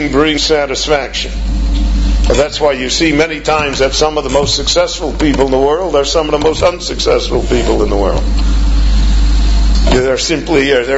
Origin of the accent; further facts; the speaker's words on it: United States; moved away as an adult; now in Israel; I come from the United States